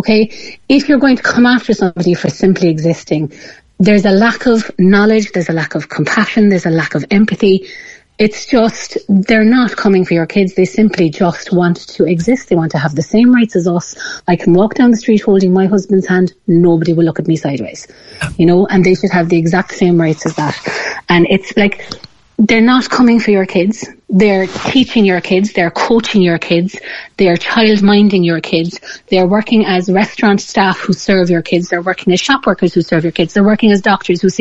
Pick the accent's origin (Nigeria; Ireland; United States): Ireland; as Irish people